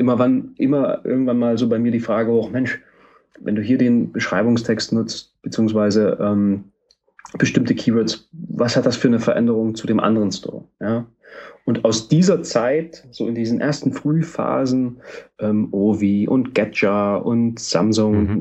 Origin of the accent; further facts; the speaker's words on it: Halle, Saxony-Anhalt, Germany; ich bin in Halle geboren